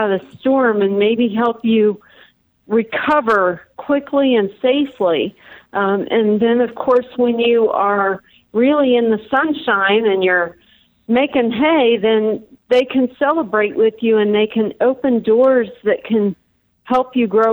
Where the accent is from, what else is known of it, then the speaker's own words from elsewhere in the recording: Indiana, United States; moved away as an adult; also born or lived in Chicago; now in Colorado, United States; I was originally from Indiana, but I moved to Chicago for college and got waylaid for about 15 years